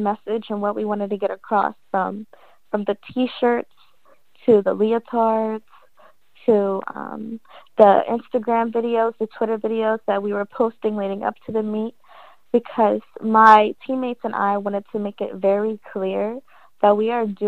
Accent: New Jersey, United States; moved away as an adult; I'm from Jersey. My mom's side is born and raised in Philly. So even though I'm from Jersey, I do claim Jersey

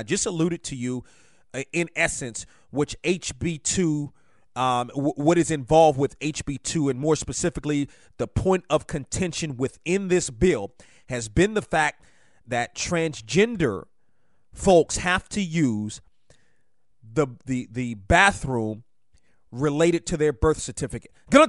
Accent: Silver Spring, Maryland, United States; now in North Carolina, United States; I am originally from Silver Spring, Maryland, but I have adopted North Carolina. I've been here since 1999. Really love this state, as a matter of fact, and wouldn't even want to go back. As much as I'm, you know, I'm from Washington, love living down here.

